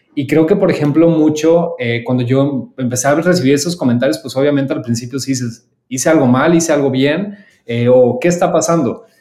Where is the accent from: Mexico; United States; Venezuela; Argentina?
Mexico; soy el único mexicano